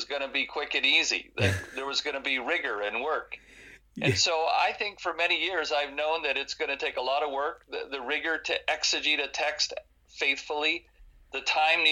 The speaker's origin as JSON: {"language": "English", "country": "United States", "also_born_or_lived": "California / Ottawa, Canada", "moved": "as an adult", "lives_now": "Toronto, Canada", "said": "I'm an American living in Canada"}